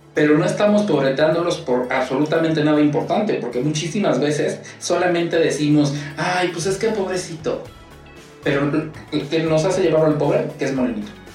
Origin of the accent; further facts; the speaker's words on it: Puebla, Mexico; yo soy de Puebla y en Puebla siempre, se los puedo decir, de Puebla México